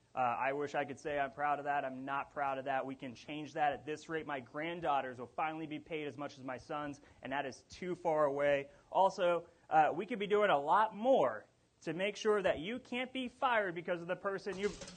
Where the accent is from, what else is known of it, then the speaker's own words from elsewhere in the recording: Wichita, Kansas, United States; I'm from South Wichita. We built this city.